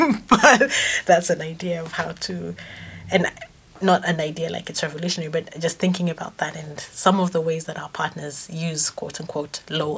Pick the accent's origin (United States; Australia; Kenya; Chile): Kenya; first language Kamba; English is a second language; when I think of the songs that I can sing, for example, in Kamba, which is my first language, they're like three or four, and that's messed up.